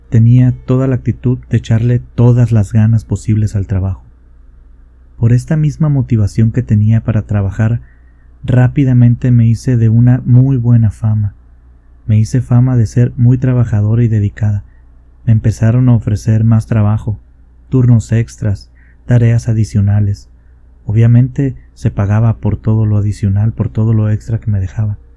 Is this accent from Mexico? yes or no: yes; La Paz, Baja California Sur, Mexico; born there; A mí me pasó en un hospital de la ciudad donde yo nací, en la ciudad de La Paz, Baja California Sur.